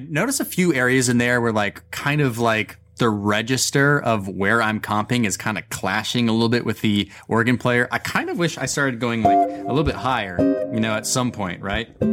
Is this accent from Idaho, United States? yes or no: yes; Boise, Idaho, United States; moved away as an adult; now in New York City, United States; I was coming back to my hometown of Boise, Idaho